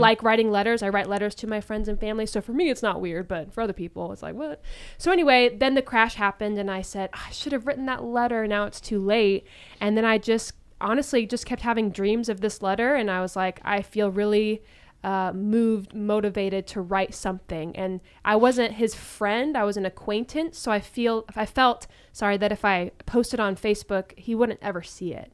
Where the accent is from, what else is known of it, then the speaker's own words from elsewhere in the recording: Springfield, Illinois, United States; now in Orange County, United States; I'm actually from Springfield, Illinois